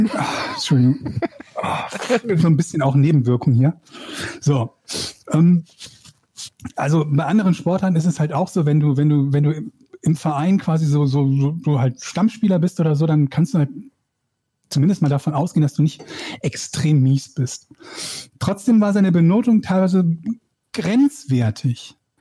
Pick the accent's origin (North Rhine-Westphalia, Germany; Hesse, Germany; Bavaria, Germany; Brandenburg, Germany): North Rhine-Westphalia, Germany; Schiefbahn; Ich komme aus einem kleinen Dorf, das heißt Schiefbahn